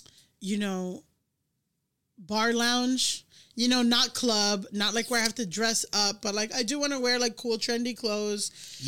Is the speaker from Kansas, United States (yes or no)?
no; Miami, Florida, United States; moved away; also born or lived in Orange County, California; because I grew up in Miami